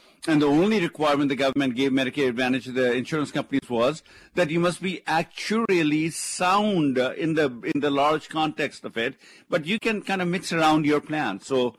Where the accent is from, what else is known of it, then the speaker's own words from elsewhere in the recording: India; moved away; remember, I came from India, loving the capitalistic system because this is the place you work hard, you play by the rules, you persevere, you can make it happen.